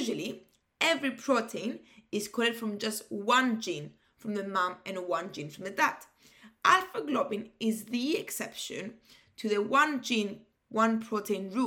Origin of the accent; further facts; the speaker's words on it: Cyprus; moved away; Cyprus, like my home country